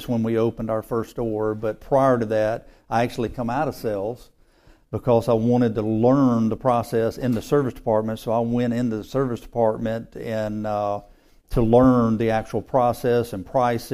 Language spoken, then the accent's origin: English; Mississippi, United States; Born and raised in Mississippi